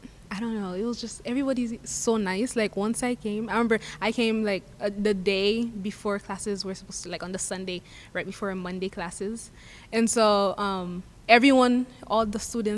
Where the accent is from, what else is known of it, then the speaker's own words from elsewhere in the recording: Haiti; moved away; I am from a Caribbean island called Haiti.